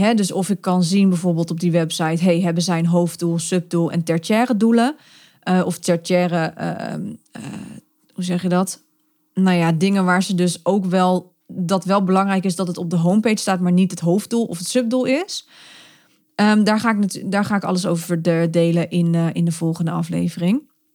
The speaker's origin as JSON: {"language": "Dutch", "country": "Netherlands", "said": "we zijn Nederlanders of Belgen"}